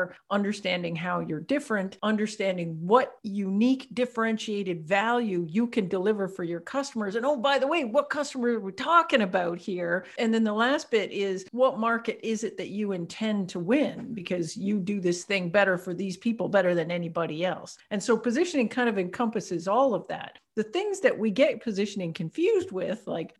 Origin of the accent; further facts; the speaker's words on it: Canada; I'm Canadian.